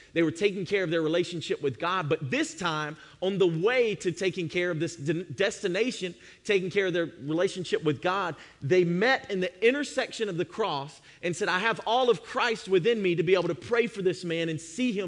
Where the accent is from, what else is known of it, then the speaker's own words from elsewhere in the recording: Georgia, United States; moved away; I'm from Georgia